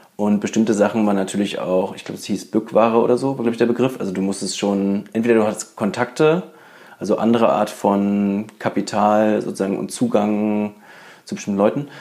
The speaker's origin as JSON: {"language": "German", "region": "Berlin", "country": "Germany", "tie": "born or raised there", "said": "ich bin auch in Berlin geboren"}